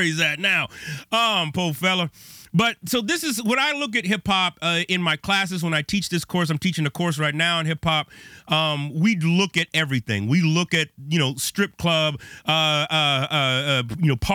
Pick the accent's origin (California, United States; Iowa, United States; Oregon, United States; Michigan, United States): California, United States; Bay Area; now in Chicago, United States; I grew up on the West Coast. I'm in Chicago now, but I grew up in the Bay Area